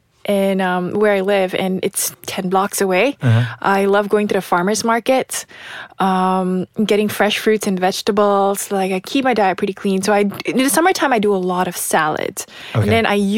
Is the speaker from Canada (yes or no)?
no; Malaysia; moved away; growing up in Malaysia